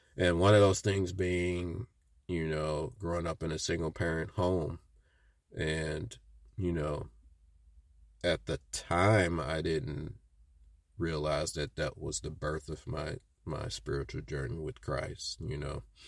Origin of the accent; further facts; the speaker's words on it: Midwest, United States; growing up in the Midwest